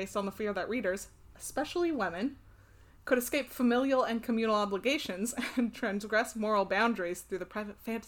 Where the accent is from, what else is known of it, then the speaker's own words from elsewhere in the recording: United States; I'm also American